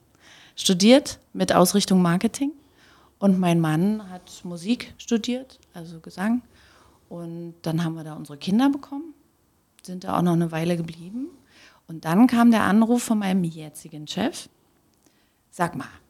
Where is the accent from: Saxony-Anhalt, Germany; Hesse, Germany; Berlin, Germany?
Saxony-Anhalt, Germany; Magdeburg; moved away as an adult; now in Leipzig, Germany; geboren bin ich in Reform. Okay. Und dann wirklich in Olmenstedt groß geworden